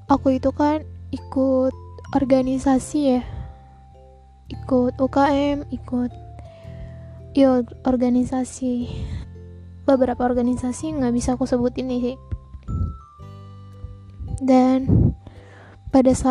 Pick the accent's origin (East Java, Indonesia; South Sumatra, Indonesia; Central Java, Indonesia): South Sumatra, Indonesia; Palembang; aku tinggal di Sumatera aku besar di Sumatera Selatan aku dari Palembang